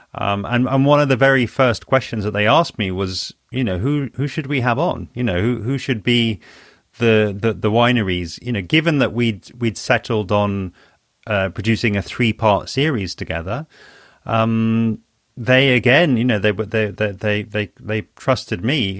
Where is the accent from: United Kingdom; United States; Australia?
United Kingdom; London; also born or lived in Spain; I'm from London, and I, I'm based in London.